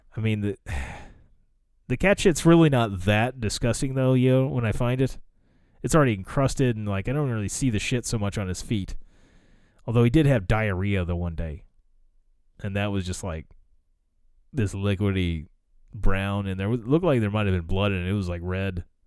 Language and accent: English; United States; accent: American; I was American